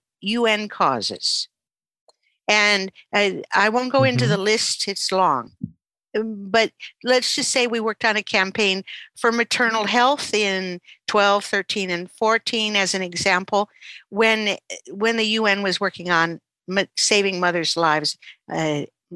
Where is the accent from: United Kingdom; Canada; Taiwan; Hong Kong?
Canada; I'm a Canadian.